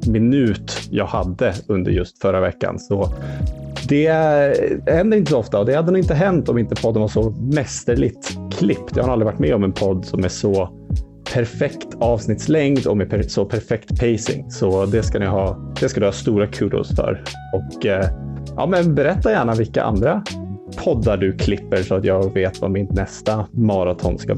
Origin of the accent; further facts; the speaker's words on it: Uppsala, Uppsala County, Sweden; jag är från Uppsala